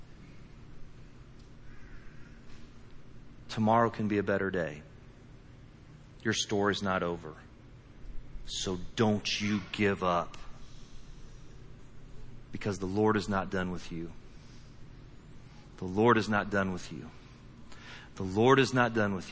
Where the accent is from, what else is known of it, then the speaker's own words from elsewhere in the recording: Indiana, United States; I'm from Indiana